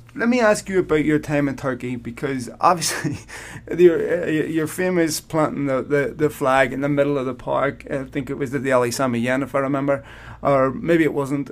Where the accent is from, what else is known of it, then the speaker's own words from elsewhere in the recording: Belfast, Northern Ireland, United Kingdom; I grew up in Belfast